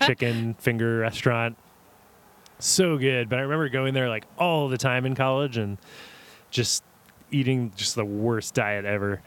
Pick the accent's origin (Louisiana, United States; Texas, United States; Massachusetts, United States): Louisiana, United States; Kenner; moved away as an adult; born and raised in Kenner, Louisiana, which is suburb of New Orleans